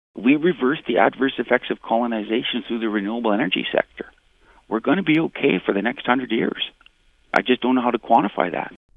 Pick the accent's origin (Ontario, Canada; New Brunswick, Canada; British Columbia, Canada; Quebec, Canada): British Columbia, Canada; hometown near Kanaka Bar; my town, my hometown